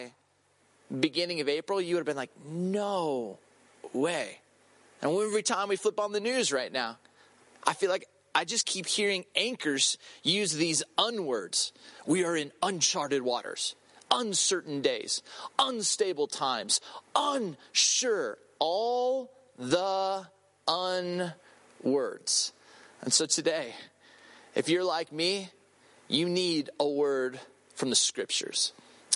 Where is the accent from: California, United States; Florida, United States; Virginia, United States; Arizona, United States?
California, United States; Southern; I grew up in Southern California